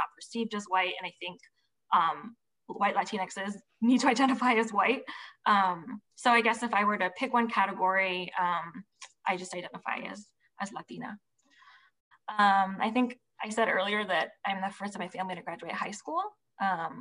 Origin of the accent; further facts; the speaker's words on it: Providence, Rhode Island, United States; I'm from Providence, Rhode Island